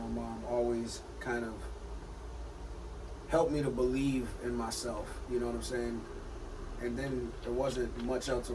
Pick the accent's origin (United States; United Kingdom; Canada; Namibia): United States; Bay City, Michigan; Born and raised in Bay City.